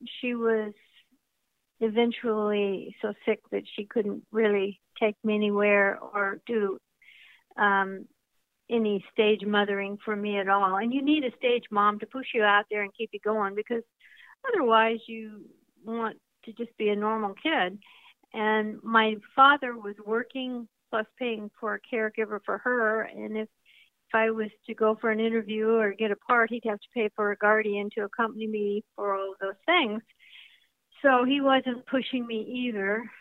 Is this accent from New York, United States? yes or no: no; Los Angeles, California, United States; I was born and raised in Hollywood